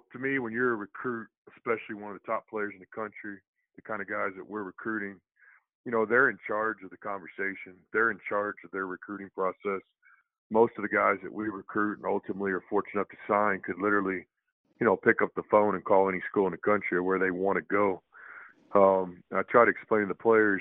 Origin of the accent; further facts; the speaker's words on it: Texas, United States; I'm from the state of Texas. I grew up in Texas and played basketball in Texas.